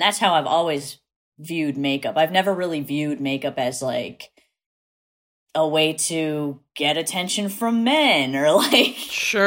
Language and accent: English; New Bedford, Massachusetts, United States; accent: Massachusetts; I am from South Coast, Massachusetts, which is like New Bedford area